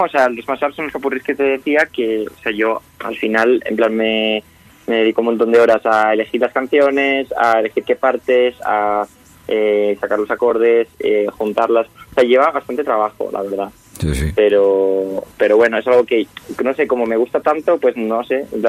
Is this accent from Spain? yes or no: yes; Extremadura, Spain; yo además soy de Extremadura